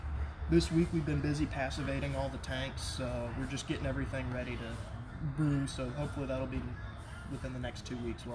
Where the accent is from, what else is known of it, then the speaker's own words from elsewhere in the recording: Houston, Texas, United States; also born or lived in Oklahoma; No, I'm born and raised in Houston.